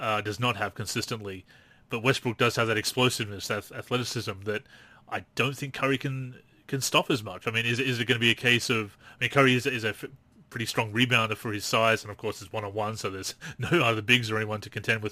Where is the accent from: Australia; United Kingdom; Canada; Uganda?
Australia; Newcastle, New South Wales; my hometown of Newcastle.